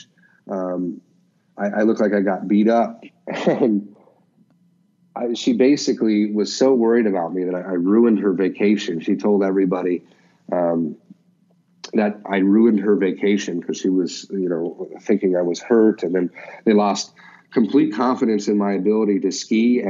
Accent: Alaska, United States; I grew up in Alaska

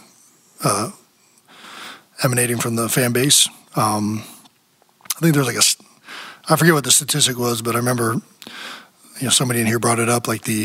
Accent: Cleveland, Ohio, United States; now in Philadelphia, United States; growing up in Cleveland

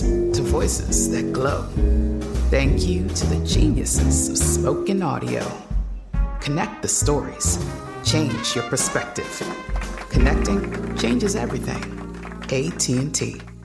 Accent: Jacksonville, Florida, United States; I'm from Jacksonville, Florida, north side of Jacksonville, Dons Avenue

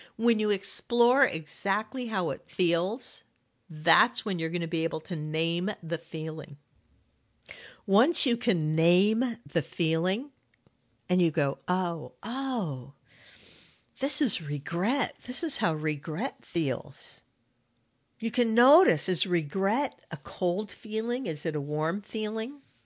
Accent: California, United States; moved away as an adult; now in Hudson Valley, New York, United States; I grew up in California and lived in California most of my life. And then I, I moved to New York

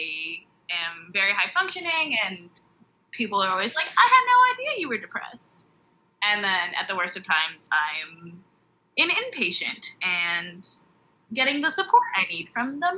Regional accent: Lindsay, Ontario, Canada; also born or lived in Toronto; I'm from Lindsay, Ontario.

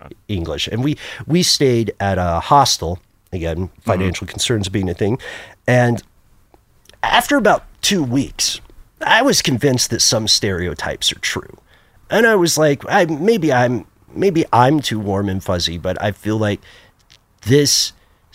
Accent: southeastern United States, United States; we're from the southeastern United States

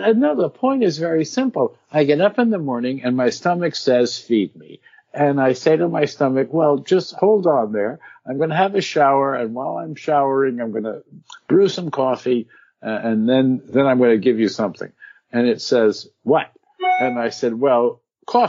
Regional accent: New Hartford, New York, United States; New Hartford was a wonderful suburb outside of Utica, New York

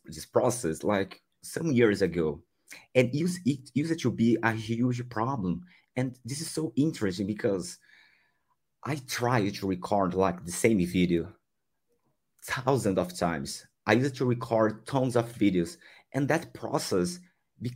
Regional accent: Brazil; English is a second language; I'm from Brazil. I also live in Brazil.

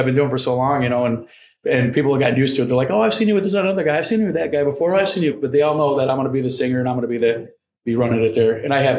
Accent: Indiana, United States; now in Chicago, United States; I'm from Indiana

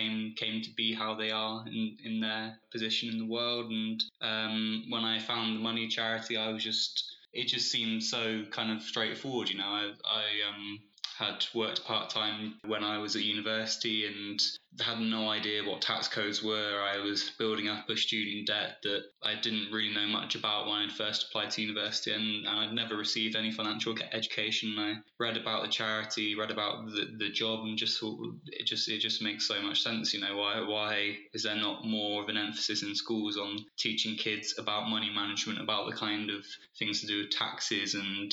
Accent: Bristol, South West England, United Kingdom; moved away as an adult; also born or lived in Leeds; I'm from Bristol originally

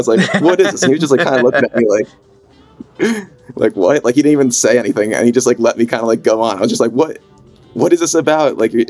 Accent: New York, United States; I don't know how I missed them my entire life being a New Yorker.

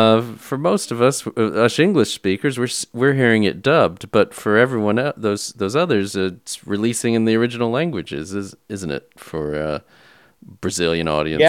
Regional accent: United States; when I was growing up in the States

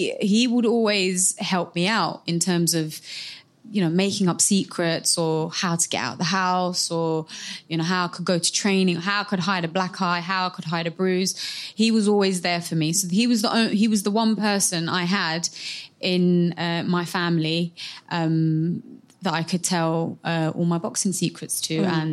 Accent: Somalia; So I represent my home country of Somalia.

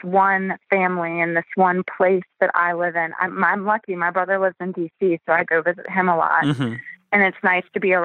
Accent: Virginia, United States; We grew up in Virginia, in a small town

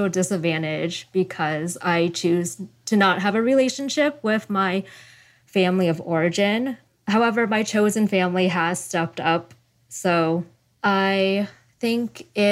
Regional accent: Sacramento, California, United States; moved away as an adult; So that's Sacramento, California

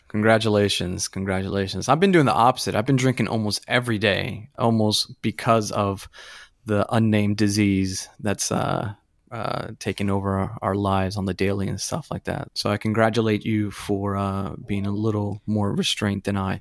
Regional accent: Florida, United States; growing up in Florida in nineteen ninety, what, six, nineteen ninety-seven

